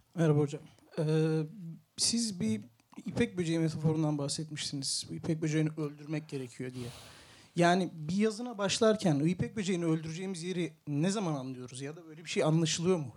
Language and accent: Turkish; Istanbul, Turkey; also born or lived in Ankara / Mardin; Ankara'yı hiç sevmedim İstanbullu olarak